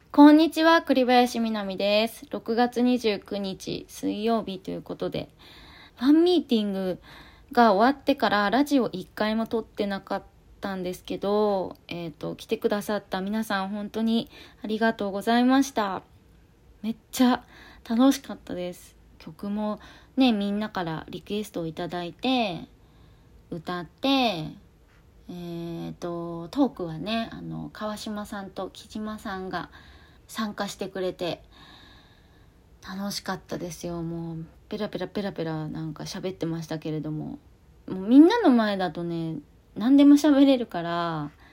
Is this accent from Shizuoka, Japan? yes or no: yes; Shizuoka, Japan; 私立花高校っていうとこ出身なんですけどあの静岡